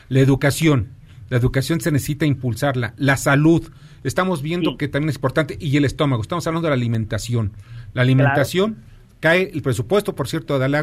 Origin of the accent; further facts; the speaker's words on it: Mexico; En beneficio de los mexicanos, porque somos los dueños de Pemex y de la CFE.